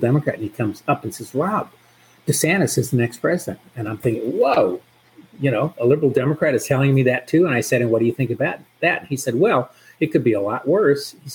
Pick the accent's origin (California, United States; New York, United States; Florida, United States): Florida, United States; Orlando; I grew up in Orlando